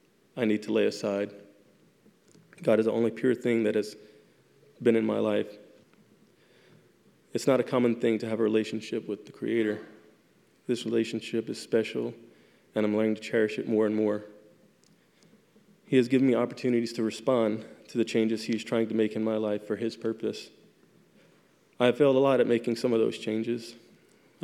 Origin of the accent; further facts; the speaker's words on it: Louisiana, United States; moved away as an adult; also born or lived in South Carolina; I was transferred 2 years later to my home state of Louisiana.